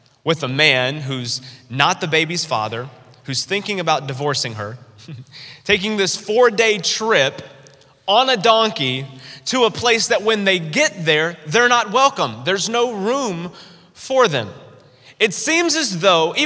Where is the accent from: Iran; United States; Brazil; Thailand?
United States; North Carolina; growing up in North Carolina, where I'm originally from